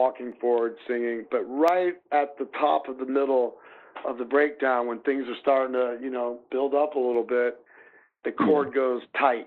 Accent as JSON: {"language": "English", "town": "Des Moines", "region": "Iowa", "country": "United States", "tie": "born or raised there", "said": "here in Des Moines"}